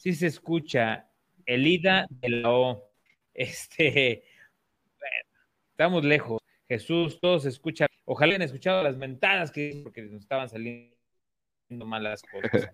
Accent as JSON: {"language": "Spanish", "country": "Mexico", "said": "tenemos como mexicanos"}